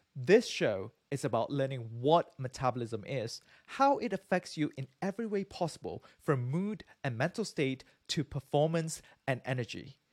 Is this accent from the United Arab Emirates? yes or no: no; Malaysia; moved away; also born or lived in Singapore; I'm from Malaysia originally